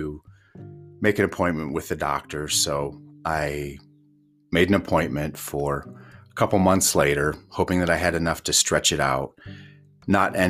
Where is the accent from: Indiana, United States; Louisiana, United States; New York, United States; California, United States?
Indiana, United States; moved away as an adult; now in Yellowstone, United States; growing up in Indiana